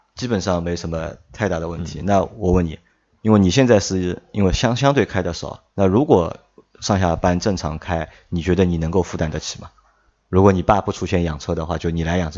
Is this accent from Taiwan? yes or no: no; China; 可能我们中国人的传统是